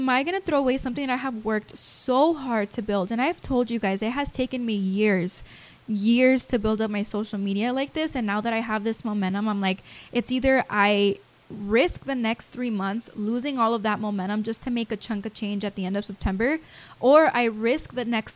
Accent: Las Vegas, Nevada, United States; moved away; I'm from Vegas

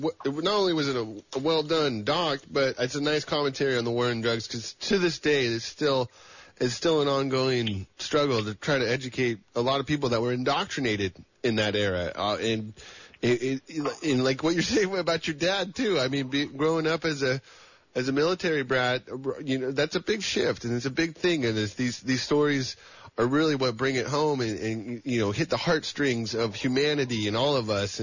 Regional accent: Gold Country, California, United States; I grew up in Gold Country

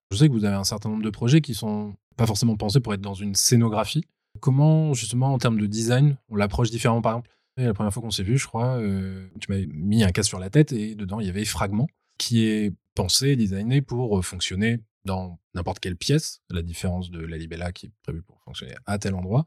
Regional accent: Bordeaux, Nouvelle-Aquitaine, France; à Bordeaux, qui est ma région natale

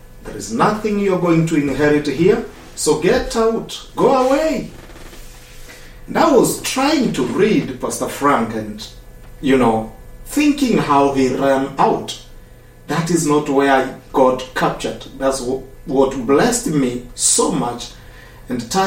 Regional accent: Eldoret, Uasin Gishu County, Kenya; I come from Kenya, Africa, in a city called Eldoret.

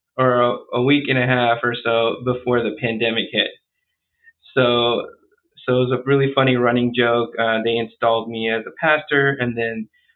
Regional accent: United States; born there; So I was born here in the United States.

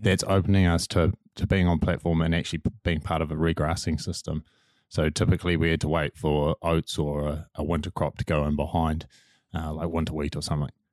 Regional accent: Manawatū-Whanganui, New Zealand; I'm from Manawatu and the, the clays of Bunnythorpe

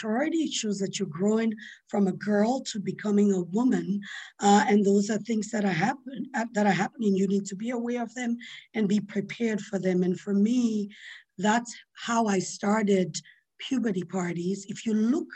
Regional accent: Sierra Leone; I grew up in Sierra Leone, in West Africa

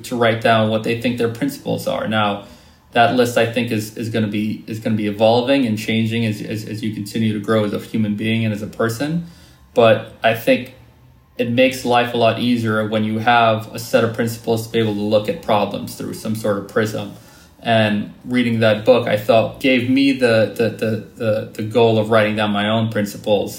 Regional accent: Trinidad & Tobago; my experiences growing up in Trinidad

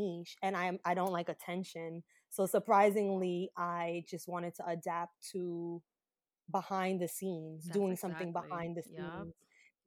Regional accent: New York City, New York, United States; I'm from Brooklyn, born and raised

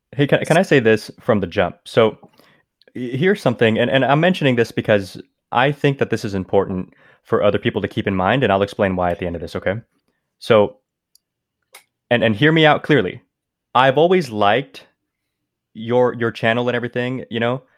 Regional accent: California, United States; also born or lived in Mexico; I would live my life in California

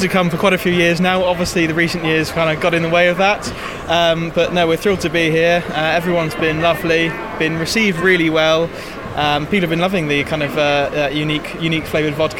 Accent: Cornwall, South West England, United Kingdom; We come from Cornwall

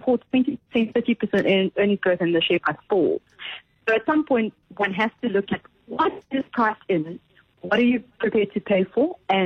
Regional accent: South Africa; as South Africans

